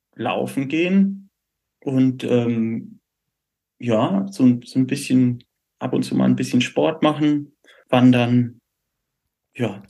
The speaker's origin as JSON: {"language": "German", "town": "Würzburg", "region": "Bavaria", "country": "Germany", "tie": "born or raised there", "moved": "yes", "said": "als gebürtiger Würzburger"}